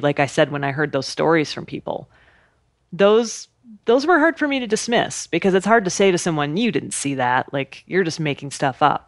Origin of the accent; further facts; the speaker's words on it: Idaho, United States; I grew up in Idaho, camping and hiking and being outside